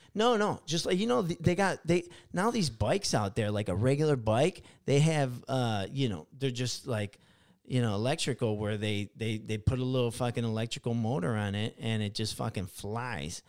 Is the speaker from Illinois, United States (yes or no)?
yes; Chicago, Illinois, United States; now in California, United States; I grew up in Illinois, you know, uh, in Chicago.